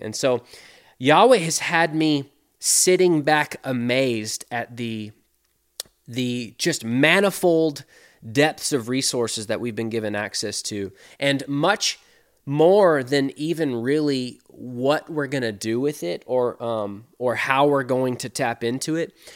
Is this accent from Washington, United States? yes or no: yes; Seattle, Washington, United States; now in Mobile, Alabama, United States; When I grew up in Seattle, Washington